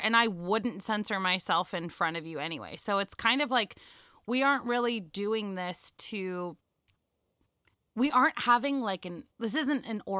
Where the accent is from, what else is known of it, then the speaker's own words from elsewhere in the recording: Los Angeles, California, United States; I'm from Los Angeles